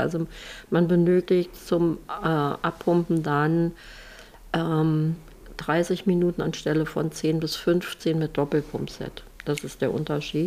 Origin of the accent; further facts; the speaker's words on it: Germany; bei uns in Deutschland